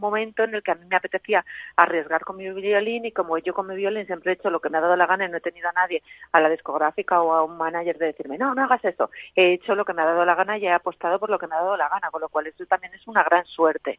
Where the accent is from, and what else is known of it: Cuenca, Castilla-La Mancha, Spain; also born or lived in Ireland